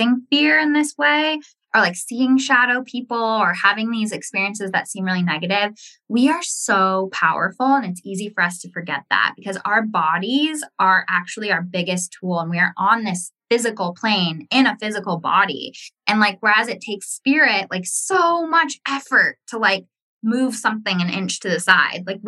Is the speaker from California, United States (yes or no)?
yes; Ojai, California, United States; I was in my hometown of Ojai